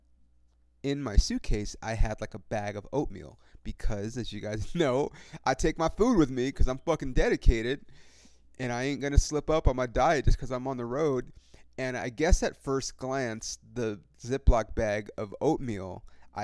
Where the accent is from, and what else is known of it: California, United States